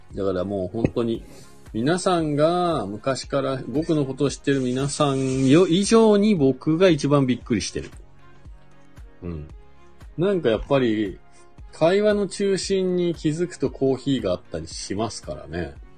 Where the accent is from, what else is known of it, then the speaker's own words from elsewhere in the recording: Fuji, Shizuoka, Japan; now in Nagano, Japan; その富士からね、僕の地元からね、